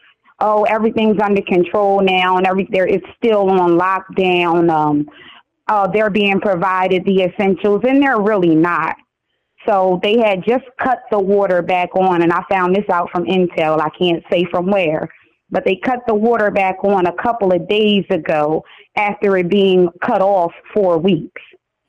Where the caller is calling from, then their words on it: Wilmington, Delaware, United States; I'm calling from Wilmington, Delaware.